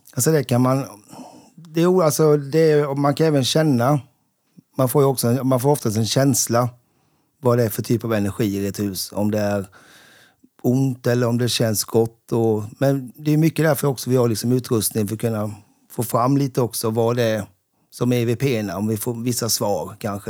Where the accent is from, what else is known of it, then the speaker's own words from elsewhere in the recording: Sävsjö, Jönköping County, Sweden; Sävsjö, där jag kommer ifrån